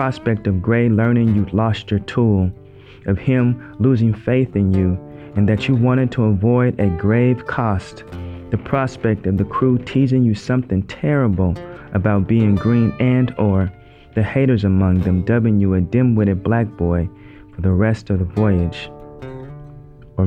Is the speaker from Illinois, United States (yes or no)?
no; Oregon, United States; the state where I was born, Oregon.